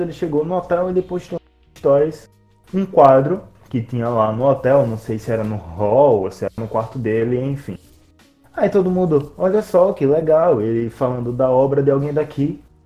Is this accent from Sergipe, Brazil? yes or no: yes; Aracaju, Sergipe, Brazil; nós somos de Aracaju